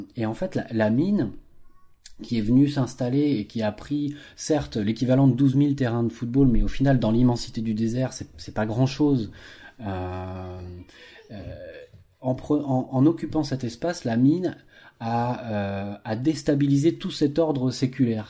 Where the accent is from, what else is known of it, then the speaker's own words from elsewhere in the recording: France; nos agriculteurs chez nous en France